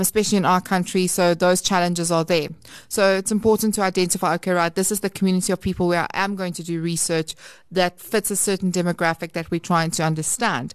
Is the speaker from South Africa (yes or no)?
yes; South Africa; we, we operate as an English country